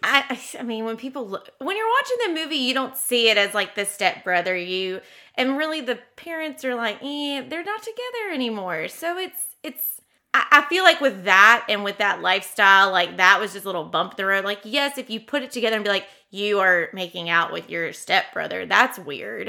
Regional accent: the South, United States; as a Southerner

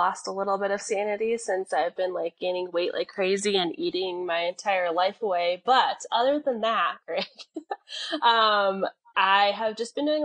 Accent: Colorado, United States; also born or lived in New Mexico; Originally, I'm from New Mexico. I was born in New Mexico, but I've lived in Colorado since I was 3 years old. So I consider myself a near native

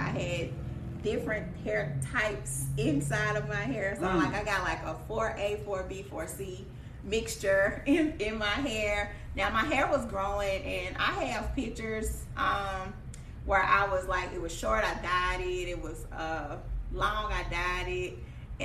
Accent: Jackson, Mississippi, United States; I'm from Jackson, Mississippi.

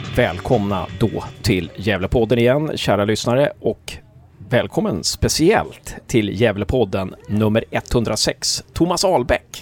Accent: Uppsala, Uppsala County, Sweden; jag är uppväxt i Uppsala

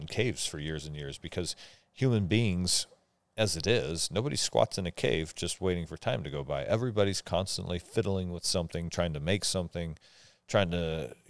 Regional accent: Omak, Washington, United States; I grew up in Omak, and I don't remember anybody's dog ever having been bitten by a rattlesnake.

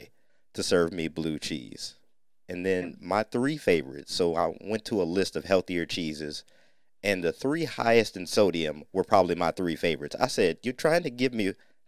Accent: North Ohio, United States; We were raised in Ohio, but by parents and grandparents who rooted from Mississippi

